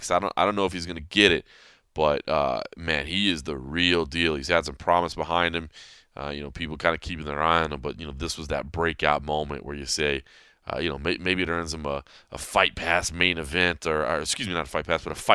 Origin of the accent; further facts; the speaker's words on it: Dallas, Texas, United States; Dallas, my hometown.